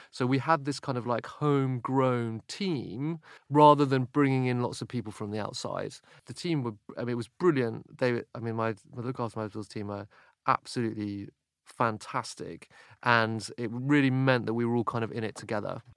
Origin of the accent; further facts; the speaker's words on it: United Kingdom; for me as British